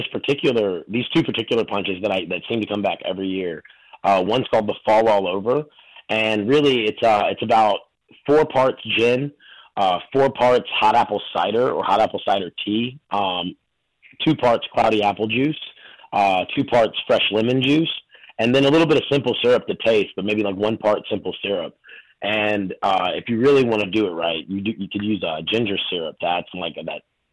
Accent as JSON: {"language": "English", "region": "North Carolina", "country": "United States", "tie": "born or raised there", "also_born_or_lived": "New York / Chicago", "moved": "as an adult", "lives_now": "Miami, United States", "said": "I grew up in North Carolina"}